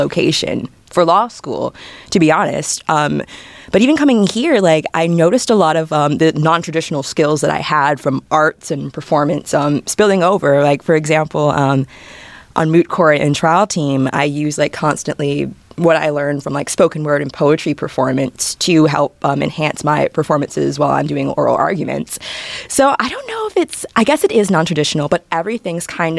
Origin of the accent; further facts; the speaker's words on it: Jacksonville, Florida, United States; I'm from Jacksonville, Florida